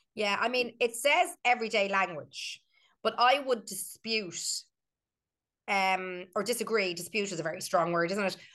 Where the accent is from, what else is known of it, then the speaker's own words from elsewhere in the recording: Ireland; we are Irish